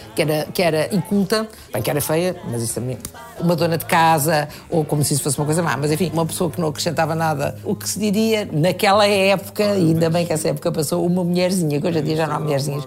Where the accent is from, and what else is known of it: Portugal; born or raised there; also born or lived in Brazil